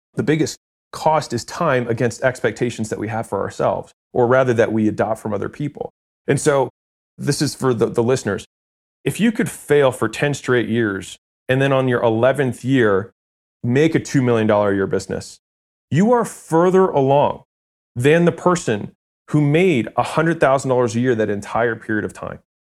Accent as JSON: {"language": "English", "town": "Baltimore", "region": "Maryland", "country": "United States", "also_born_or_lived": "California", "moved": "as an adult", "said": "I'm from Baltimore"}